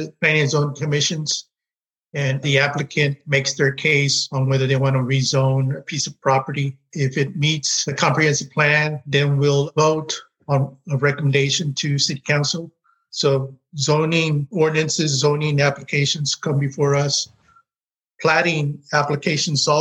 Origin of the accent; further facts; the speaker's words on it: Corpus Christi, Texas, United States; now in College Station, United States; born and raised in Corpus Christi, Texas